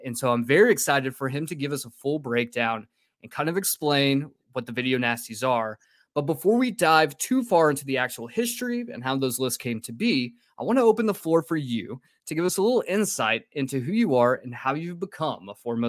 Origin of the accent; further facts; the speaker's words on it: United States; I'm American.